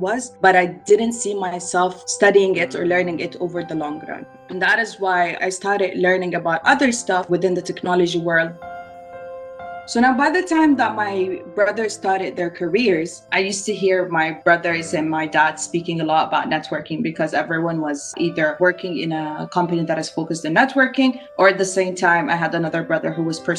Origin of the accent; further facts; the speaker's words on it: Saudi Arabia; I was actually born and raised in Saudi Arabia